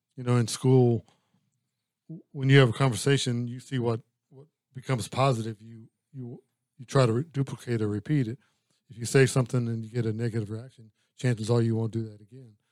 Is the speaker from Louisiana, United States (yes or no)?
yes; Louisiana, United States; I'm from Louisiana